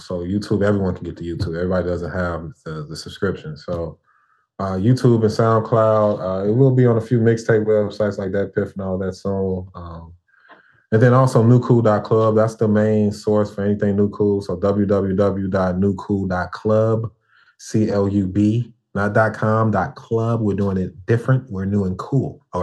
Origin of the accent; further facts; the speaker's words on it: Chicago, Illinois, United States; moved away as an adult; now in Houston, United States; I'm from Chicago and I love Chicago